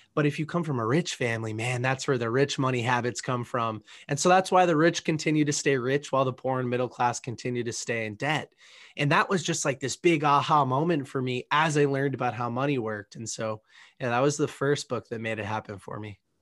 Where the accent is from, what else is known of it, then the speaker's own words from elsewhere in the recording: Boston, Massachusetts, United States; I grew up in the Northeast, in the Boston, Massachusetts area, a little bit south of this city